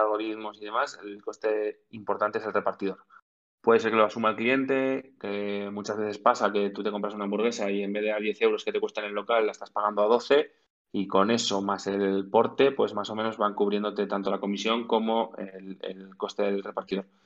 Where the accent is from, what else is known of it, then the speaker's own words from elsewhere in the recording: Zaragoza, Aragon, Spain; somos, tres amigos de Zaragoza que nos hemos montado una empresa